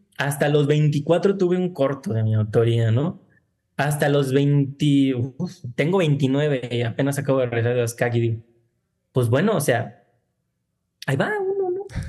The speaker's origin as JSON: {"language": "Spanish", "town": "Tlajomulco de Zúñiga", "region": "Jalisco", "country": "Mexico", "tie": "born or raised there", "said": "el lugar de donde yo vengo, de donde siempre estoy, donde está mi familia"}